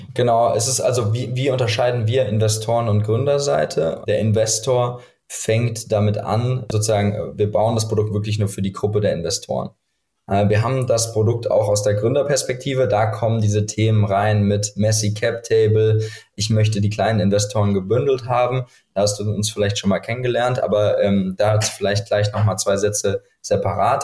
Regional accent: Frankfurt, Hesse, Germany; moved away as an adult; now in Berlin, Germany; Ich bin aus Frankfurt ursprünglich

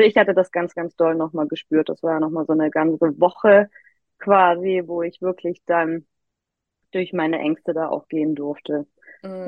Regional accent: Immenstaad am Bodensee, Baden-Württemberg, Germany; moved away as an adult; also born or lived in Hamburg; von Hamburg wieder in mein Heimatdorf im Immenstadt am Bodensee gezogen

